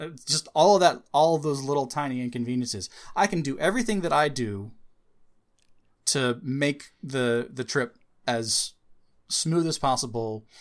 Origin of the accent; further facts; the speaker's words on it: United States; As an American